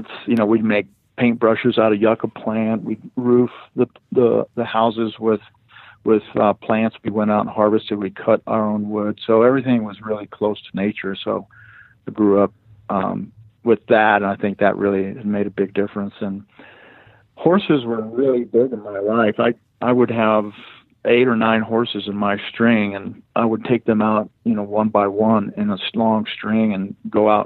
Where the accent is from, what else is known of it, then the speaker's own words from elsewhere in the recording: Mexico; first language Spanish; English is a second language; moved away; I was raised on a large ranch in old Mexico, south of Eagle Pass, which is south of San Antonio, Texas, about 150 miles in the Sierra Madres